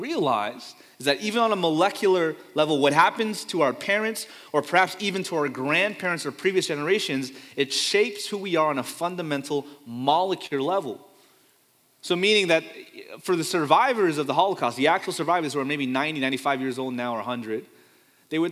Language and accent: English; Fremont, California, United States; also born or lived in Pleasanton, California; I grew up in Fremont, California. I've only moved two times in my life, or three, but only two that I remember, from Fremont, California to Pleasanton, California with my family until college. So I'm a Bay Area kid born and raised